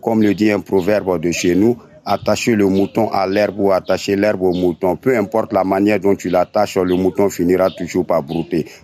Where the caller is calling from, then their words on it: Benin; Bonsoir, RFI. Ouais, c'est … Il à depuis le Bénin.